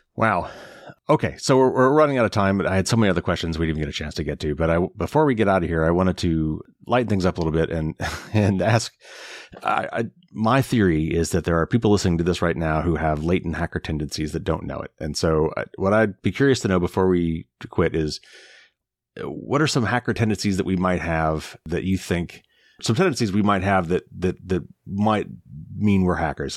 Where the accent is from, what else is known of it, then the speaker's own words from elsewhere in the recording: Indiana, United States; I'm from Indiana